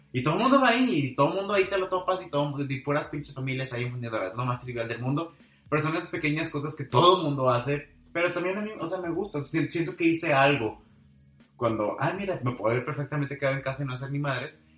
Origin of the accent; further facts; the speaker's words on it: Monterrey, Nuevo León, Mexico; yo regio